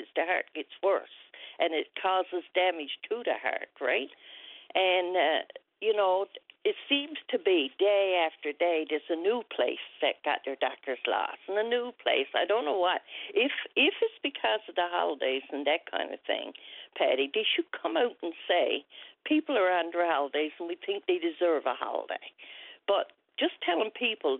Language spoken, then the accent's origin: English; Wesleyville, Newfoundland and Labrador, Canada; my hometown of Wesleyville